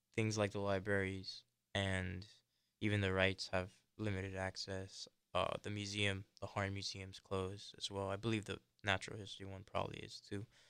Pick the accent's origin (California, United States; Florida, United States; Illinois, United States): Florida, United States; Miami; I grew up here in Florida, in South Florida